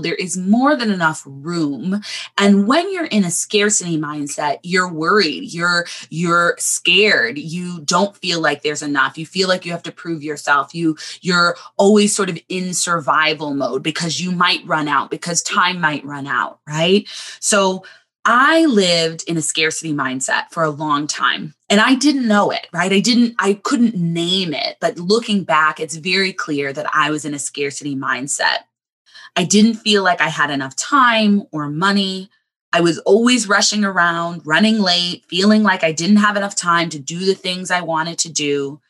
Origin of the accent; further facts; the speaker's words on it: Southern California, United States; now in Chicago, United States; I grew up in Southern California